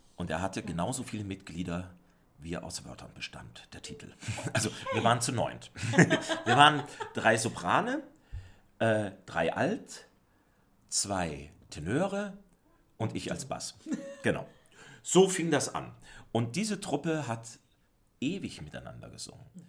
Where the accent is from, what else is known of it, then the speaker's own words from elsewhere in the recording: Southern Germany, Germany; moved away; also born or lived in Austria; Ich selbst bin ja äh, Deutscher und zwar Süddeutscher.